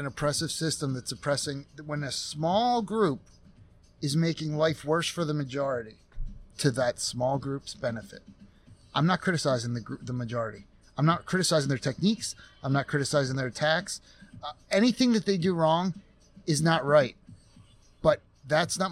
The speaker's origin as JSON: {"language": "English", "country": "United States", "tie": "born or raised there", "said": "I was raised in America"}